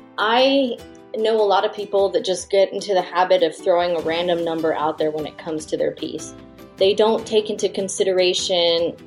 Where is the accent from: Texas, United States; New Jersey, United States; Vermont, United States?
Texas, United States; moved away as an adult; I'm from Texas originally, but being in the military, we've moved around quite a bit